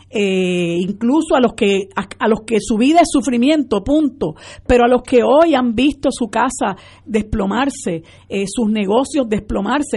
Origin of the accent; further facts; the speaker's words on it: Puerto Rico; nosotros como puertorriqueñas y puertorriqueños